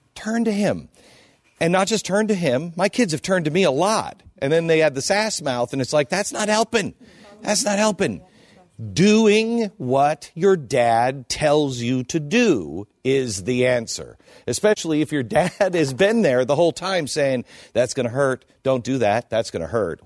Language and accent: English; Seattle, Washington, United States; moved away; I grew up in Seattle.